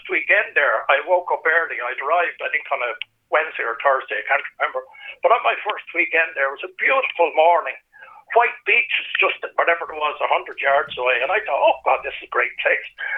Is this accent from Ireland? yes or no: yes; Ireland; I'm Irish